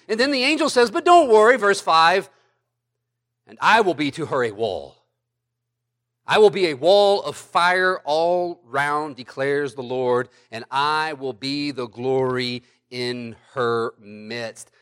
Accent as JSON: {"language": "English", "country": "United States", "said": "as American Christians"}